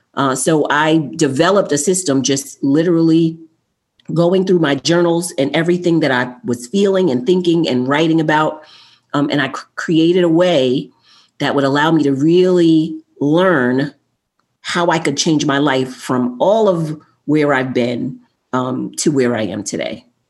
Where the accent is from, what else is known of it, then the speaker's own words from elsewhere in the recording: New York City, New York, United States; I was born in Queens, New York